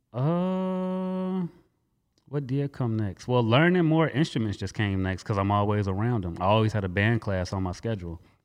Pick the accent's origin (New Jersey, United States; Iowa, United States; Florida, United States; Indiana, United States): Indiana, United States; Gary; also born or lived in California; I was born in California, don't remember a day of it. Um, practically raised in Gary. All I know is Gary